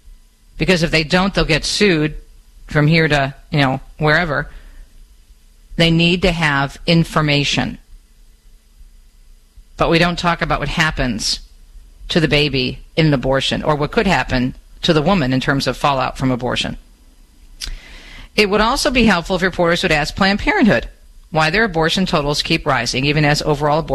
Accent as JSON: {"language": "English", "region": "Michigan", "country": "United States", "tie": "born or raised there", "said": "my home state of Michigan"}